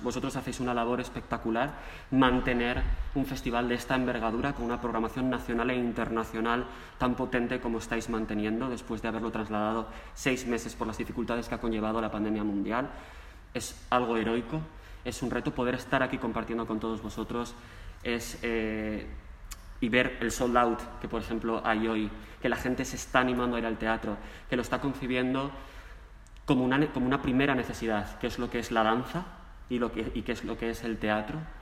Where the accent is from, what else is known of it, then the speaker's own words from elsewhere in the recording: Mieres, Asturias, Spain; now in Madrid, Spain; yo soy de Asturias, soy asturiano, nacido en Asturias, en Mieres